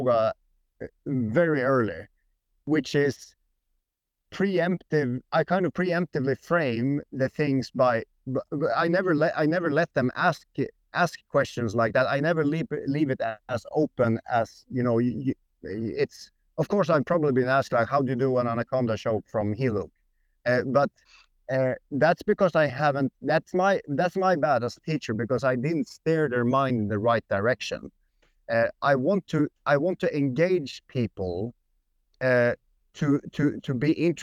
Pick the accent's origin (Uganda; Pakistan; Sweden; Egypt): Sweden; accent: Swedish; English is a second language; moved away; also born or lived in Norway; I had like a Swedish accent